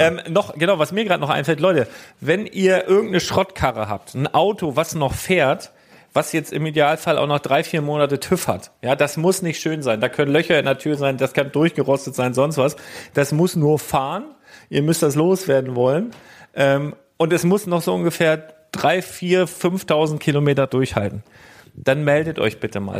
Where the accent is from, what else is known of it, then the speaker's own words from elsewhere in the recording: Germany; ich komme aus Deutschland